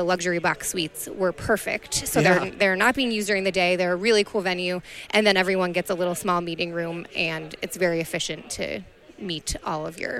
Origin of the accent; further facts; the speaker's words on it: Wisconsin, United States; I am from Wisconsin